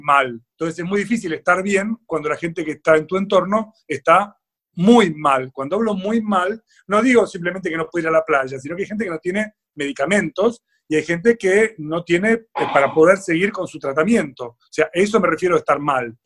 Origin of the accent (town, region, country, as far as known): Argentina